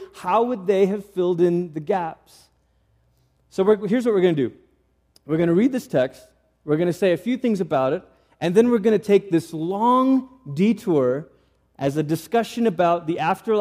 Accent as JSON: {"language": "English", "country": "Malaysia", "tie": "born or raised there", "said": "I grew up in Malaysia"}